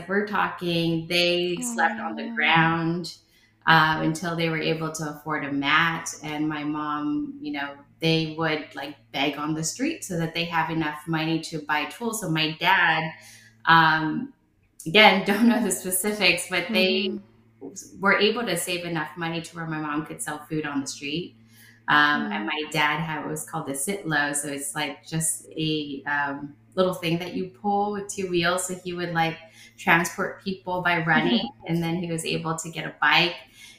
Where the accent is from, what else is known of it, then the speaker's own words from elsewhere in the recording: Nha Trang, Khanh Hoa, Vietnam; born there; So I was born in Nha Trang, Vietnam, many years ago. not going to tell you how many.